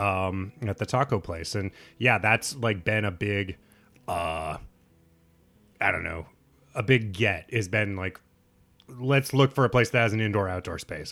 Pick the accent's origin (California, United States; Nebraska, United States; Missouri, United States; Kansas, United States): Nebraska, United States; Lincoln; moved away; my hometown, Lincoln, Nebraska